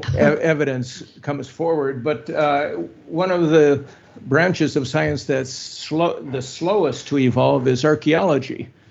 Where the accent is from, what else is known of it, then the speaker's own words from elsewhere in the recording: Minneapolis, Minnesota, United States; where I grew up in Minneapolis.